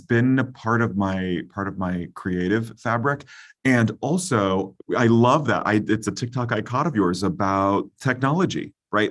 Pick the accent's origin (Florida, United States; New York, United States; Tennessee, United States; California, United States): California, United States; now in Philadelphia, United States; as a Californian